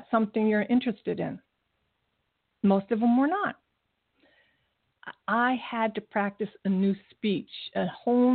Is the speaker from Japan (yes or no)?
yes; Japan; now in United States; my country where I was born in Japan, there's no litter anywhere